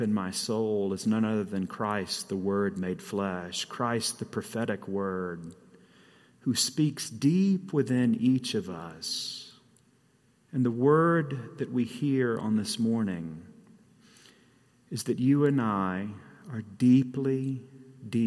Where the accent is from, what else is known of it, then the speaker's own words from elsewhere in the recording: Guntersville, Alabama, United States; now in Colorado, United States; I grew up in a very small town in North Alabama called Guntersville